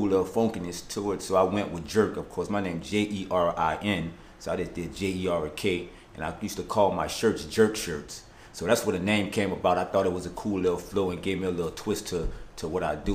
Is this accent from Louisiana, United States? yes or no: yes; New Orleans, Louisiana, United States; Gentilly Terrace area of New Orleans. That's where I'm from, born and raised.